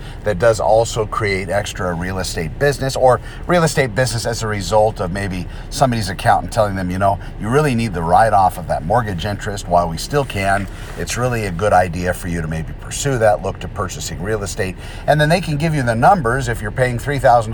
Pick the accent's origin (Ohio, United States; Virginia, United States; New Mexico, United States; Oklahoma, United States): New Mexico, United States; now in Southern California, United States; I'm from New Mexico.